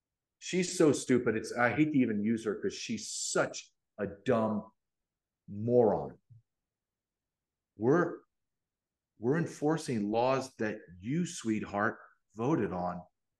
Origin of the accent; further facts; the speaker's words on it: Deep South, United States; also born or lived in Massachusetts; I was born in Massachusetts. My father's a Secret Service agent. So I moved around, but I spent my adult years, my formative high school adult years in Deep South, Louisiana, Alabama, Arkansas. So people see me, big, big white guy from the South